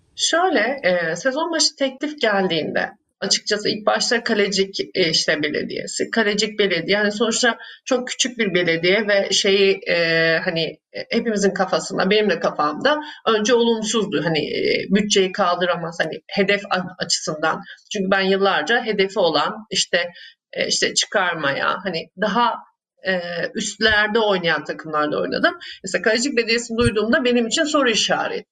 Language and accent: Turkish; Ankara, Turkey; Ankara'da büyüdüm.